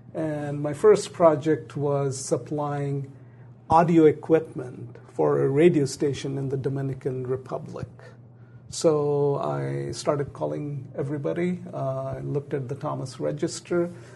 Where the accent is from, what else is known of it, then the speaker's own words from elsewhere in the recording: Pakistan; also born or lived in Bangladesh / England; now in United States; I was born in Pakistan.